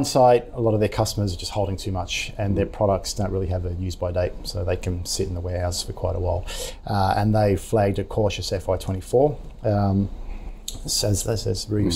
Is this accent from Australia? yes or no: yes; Victoria, Australia; moved away; I'm from Victoria originally